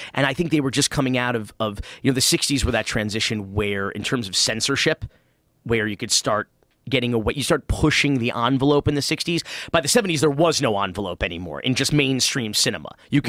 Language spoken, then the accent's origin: English; Miami, Florida, United States; I grew up in Miami.